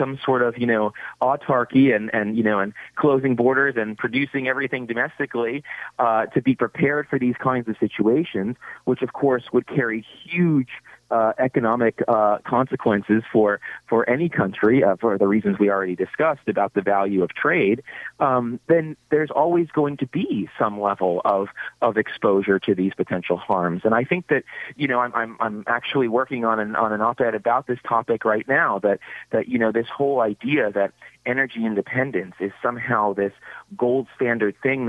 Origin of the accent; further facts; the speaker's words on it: Massachusetts, United States; moved away; I'm originally from Massachusetts